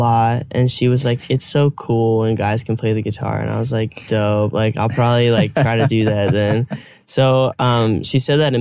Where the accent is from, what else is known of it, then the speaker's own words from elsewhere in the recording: Phoenix, Arizona, United States; moved away as an adult; also born or lived in New York / California; I was born in Phoenix, Arizona